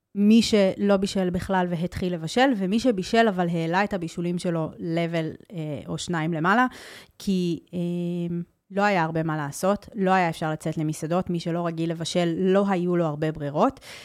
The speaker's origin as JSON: {"language": "Hebrew", "town": "Tel Aviv", "region": "Tel Aviv District", "country": "Israel", "tie": "born or raised there", "also_born_or_lived": "Netherlands", "said": "כשאני גדלתי במרכז תל אביב"}